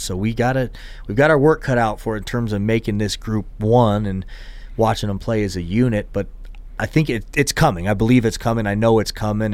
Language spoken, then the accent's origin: English; Tennessee, United States; moved away; also born or lived in Houston, Texas; I had, was in Houston and then we moved to Tennessee